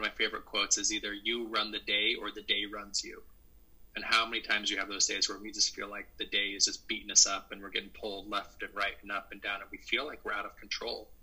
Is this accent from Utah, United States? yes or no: yes; Salt Lake City, Utah, United States; moved away; also born or lived in Centreville, Virginia; I grew up in Salt Lake City, Utah